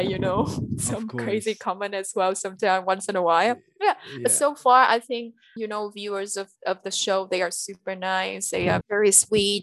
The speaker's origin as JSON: {"language": "English", "region": "Quang Ngai", "country": "Vietnam", "tie": "born or raised there", "second_language": "English", "moved": "yes", "lives_now": "Ho Chi Minh City, Vietnam", "said": "I need to visit my hometown quite a lot. So I go back and forth between Saigon and Quang Ngai"}